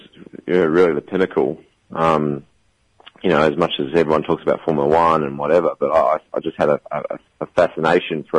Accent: New Zealand; moved away as an adult; now in United States; I'm from New Zealand

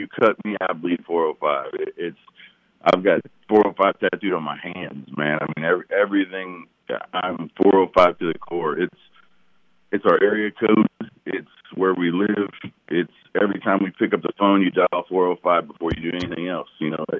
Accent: Louisville, Kentucky, United States; now in Oklahoma, United States; I'm a transport from Louisville, Kentucky to here, but I am now an Okie, and I'm proud of it.

